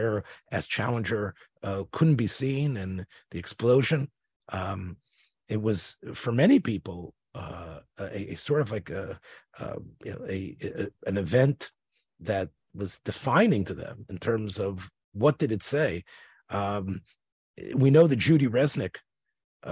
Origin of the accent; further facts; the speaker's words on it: Memphis, Tennessee, United States; moved away; growing up in Memphis